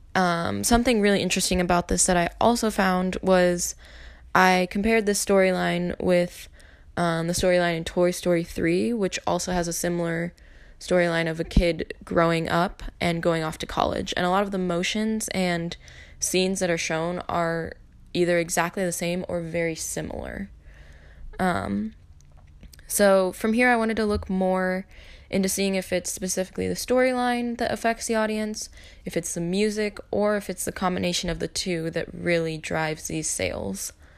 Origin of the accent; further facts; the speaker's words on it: Eatonville, Washington, United States; My hometown is Eatonville, Washington, which is a really small town at the base of Mount Rainier.